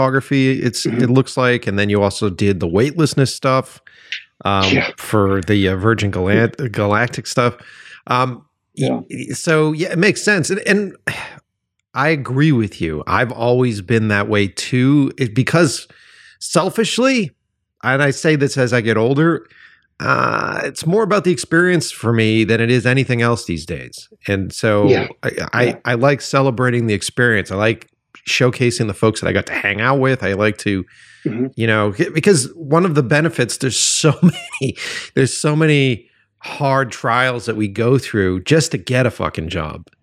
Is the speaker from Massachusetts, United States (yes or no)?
yes; Boston, Massachusetts, United States; moved away as an adult; now in Los Angeles, United States; I'm from Boston, so I moved out here to Los Angeles a few years ago